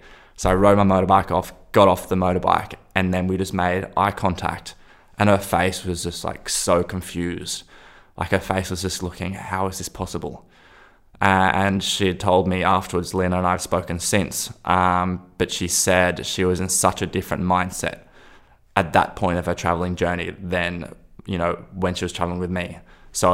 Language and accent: English; Kodaikanal, Tamil Nadu, India; now in Australia; I need to get a flight to Delhi from the closest airport. I'm from Kodaikanal.